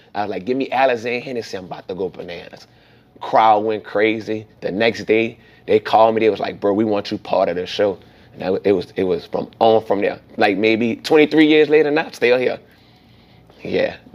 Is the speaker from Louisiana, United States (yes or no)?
yes; New Orleans, Louisiana, United States; me growing up in New Orleans as a child, it was it was fun